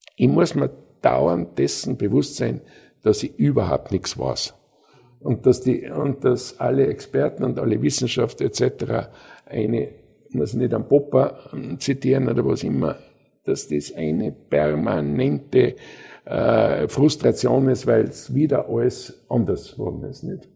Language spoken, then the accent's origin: German; Austria